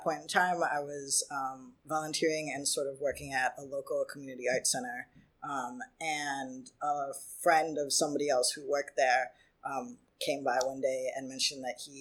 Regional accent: Michigan, United States; moved away as an adult; now in New York City, United States; growing up in Michigan

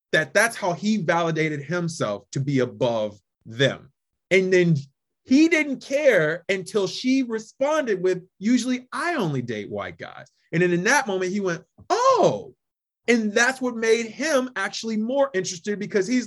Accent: Midwest, United States; my thought is they were both indirectly affected in my mind, especially growing up in the Midwest, with immigrant inferiority complex.

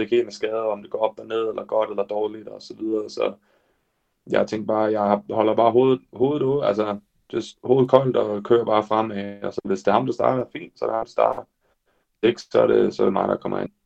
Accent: Denmark; jeg er den første dansker nogensinde

